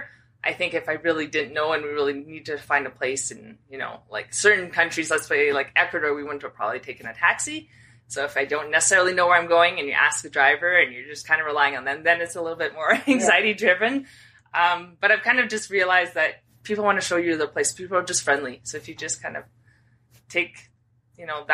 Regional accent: Edmonton, Alberta, Canada; I'm from Edmonton, Canada.

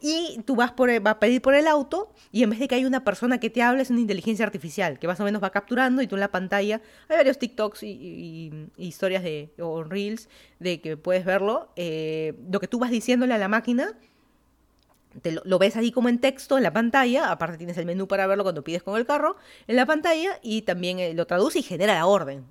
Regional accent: Lima, Peru; moved away as an adult; also born or lived in Miami, United States; now in Fairfax County, Virginia, United States; yo soy de Lima, Perú. Me mudé a Estados Unidos, ya van a ser 7 años

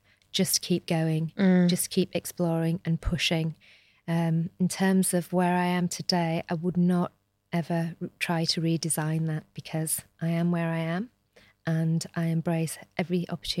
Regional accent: Shipley, Yorkshire and the Humber, United Kingdom; I am a Shipley girl, born and bred in Shipley. So I absolutely love Shipley.

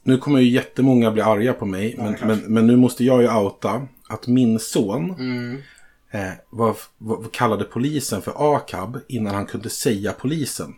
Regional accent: Sweden

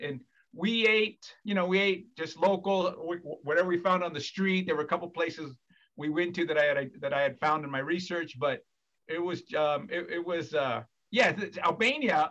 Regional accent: Fresno, California, United States; I'm from Fresno, California, born and raised

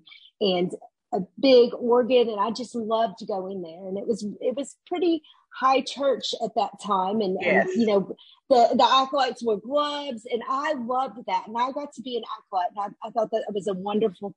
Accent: Little Rock, Arkansas, United States; I'm from Little Rock, Arkansas, and I grew up there

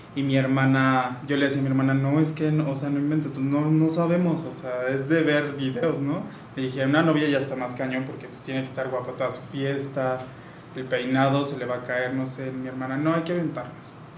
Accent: Querétaro, Mexico; Sí, sí, soy queretano

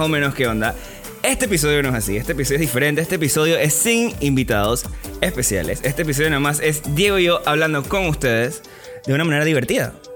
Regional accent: Panama

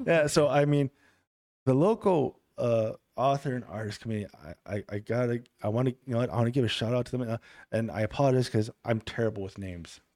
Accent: Germany; moved away; also born or lived in Milwaukee, Wisconsin / Kenosha, Wisconsin; I was raised in Germany

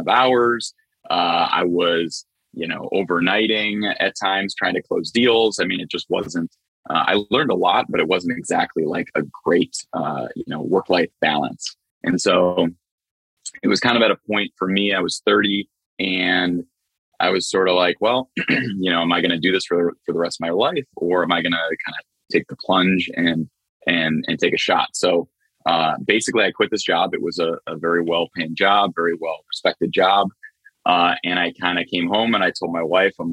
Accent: Cleveland, Ohio, United States; I'm from Cleveland, Ohio.

